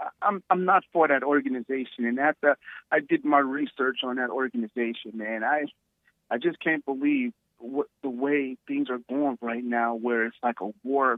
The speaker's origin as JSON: {"language": "English", "country": "United States", "tie": "born or raised there", "said": "I was born in America. I ain't got no Africa in me. I ain't never been to Africa."}